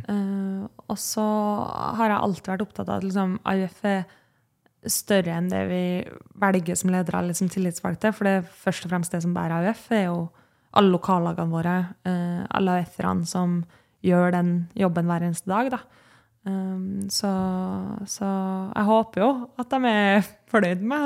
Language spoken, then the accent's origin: Norwegian; Kristiansund, Møre og Romsdal, Norway; now in Oslo, Norway; er jeg jo fra Kristiansund